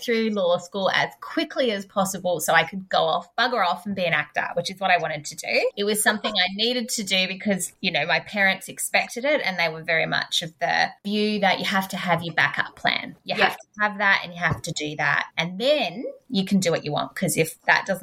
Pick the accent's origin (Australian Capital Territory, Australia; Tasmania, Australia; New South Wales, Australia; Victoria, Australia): Australian Capital Territory, Australia; Canberra; I'm from Canberra